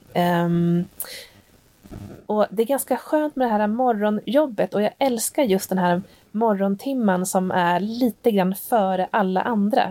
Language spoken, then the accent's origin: Swedish; Hälsingland, Gävleborg County, Sweden; moved away; hemma i Hälsingland där jag ursprungligen kommer ifrån